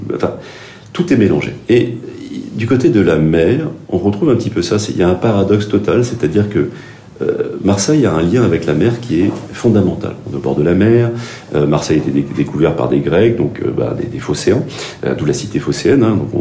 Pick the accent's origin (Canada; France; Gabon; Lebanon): Gabon; moved away; j'ai grandi au Gabon